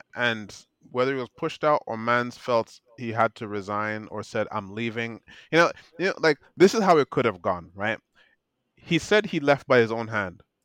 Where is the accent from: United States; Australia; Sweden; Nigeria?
Nigeria; me being a Nigerian